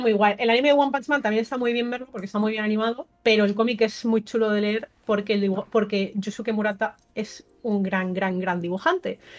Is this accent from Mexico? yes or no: no; Burjassot, Valencian Community, Spain; soy de Burjasot. O sea, ahora no vivo ahí, pero, pero soy de Burjasot, la verdad. Eh, estudié en el Villar Palasí